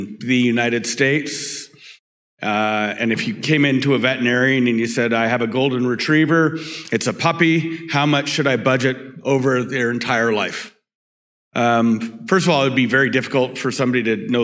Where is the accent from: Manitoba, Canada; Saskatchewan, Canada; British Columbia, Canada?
British Columbia, Canada; Vancouver; born and raised in Vancouver, British Columbia